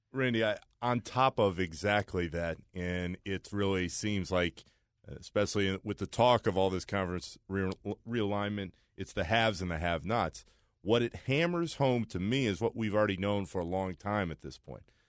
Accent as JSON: {"language": "English", "town": "Orlando", "region": "Florida", "country": "United States", "tie": "born or raised there", "said": "I grew up in Orlando, Florida"}